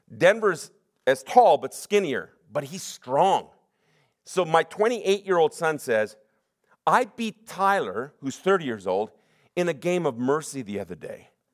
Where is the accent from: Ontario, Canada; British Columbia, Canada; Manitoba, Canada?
British Columbia, Canada; Sunnybrae; I'm from Sunny Break